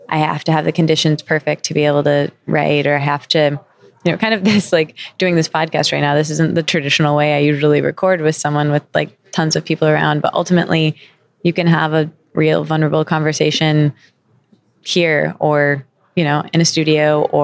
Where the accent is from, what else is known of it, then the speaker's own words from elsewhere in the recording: Midwest, United States; I'm from the Midwest